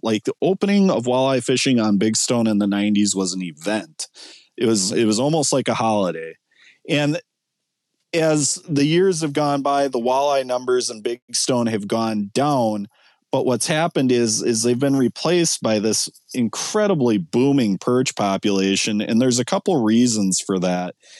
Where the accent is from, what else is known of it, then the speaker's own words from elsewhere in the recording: Ortonville, Minnesota, United States; where I grew up in Ortonville